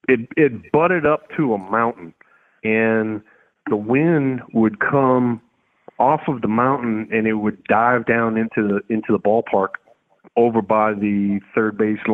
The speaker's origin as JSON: {"language": "English", "region": "the South", "country": "United States", "said": "And for me personally, you know, I'm from the South, so I was never really, you know, into, you know, cold weather and all"}